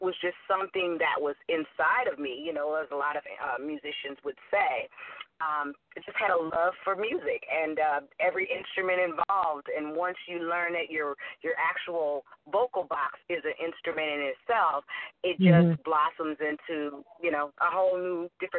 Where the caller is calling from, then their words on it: Hollywood, California, United States; I am calling you from sunny Hollywood, California.